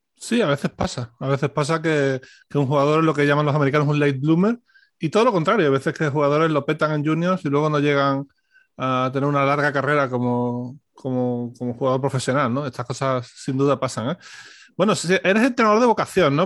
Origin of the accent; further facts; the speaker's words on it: Seville, Andalusia, Spain; Los dos somos sevillanos